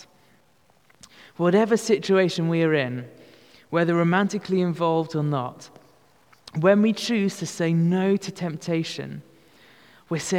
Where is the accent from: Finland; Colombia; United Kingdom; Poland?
United Kingdom; we are that British